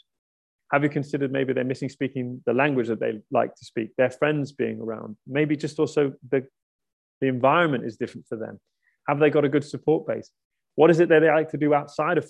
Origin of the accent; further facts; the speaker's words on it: outside Brighton, South East England, United Kingdom; I was born outside Brighton